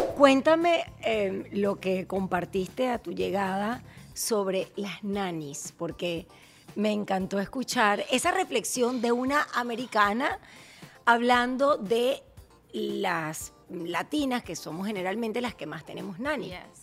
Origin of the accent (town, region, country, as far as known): Venezuela; now in United States